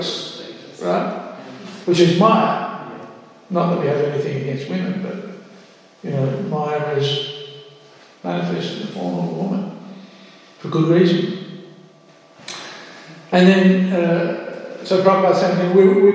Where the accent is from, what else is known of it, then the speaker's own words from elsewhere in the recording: Australia; In Australia, we think we're free. We're Australian, we're free.